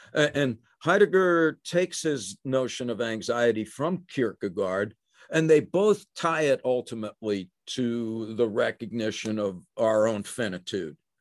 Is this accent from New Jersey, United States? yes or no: yes; New Jersey, United States; also born or lived in Brooklyn, New York; I was born in Brooklyn. I grew up in New Jersey.